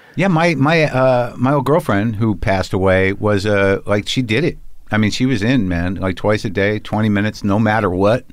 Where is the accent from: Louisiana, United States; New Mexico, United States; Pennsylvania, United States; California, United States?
New Mexico, United States; Albuquerque; I grew up in New Mexico.